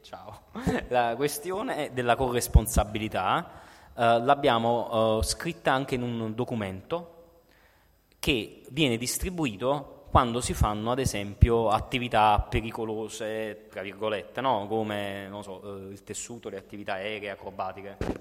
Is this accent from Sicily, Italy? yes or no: no; Naples, Campania, Italy; Da napoletano